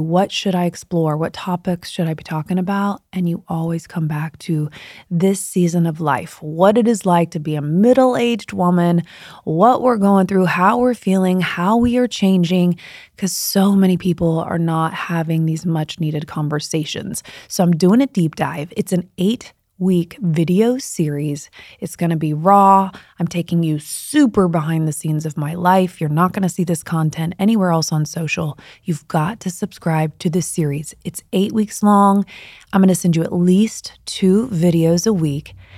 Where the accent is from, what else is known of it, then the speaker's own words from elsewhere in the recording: Midwest, United States; I grew up in the Midwest